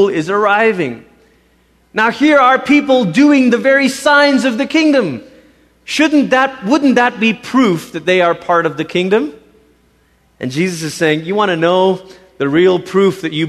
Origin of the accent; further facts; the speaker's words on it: Malaysia; as a kid growing up in Malaysia, our church